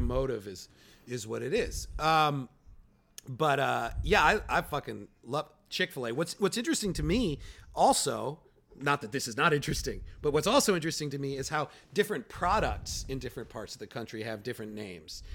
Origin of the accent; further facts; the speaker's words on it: Chicago, Illinois, United States; now in New York, United States; I'm from Chicago, where Walgreens is a big drug store